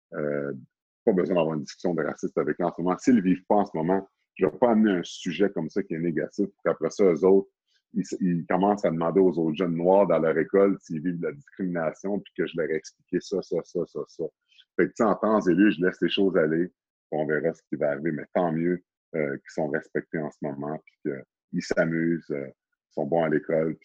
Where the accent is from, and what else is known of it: Sorel-Tracy, Quebec, Canada; born or raised there; moved away; also born or lived in Montreal, Canada